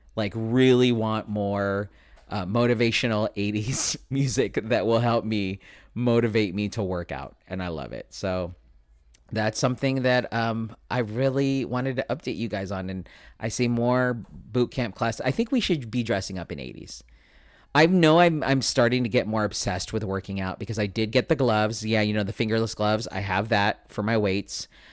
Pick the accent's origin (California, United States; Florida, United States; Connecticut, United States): California, United States; San Diego; I am born and raised in San Diego.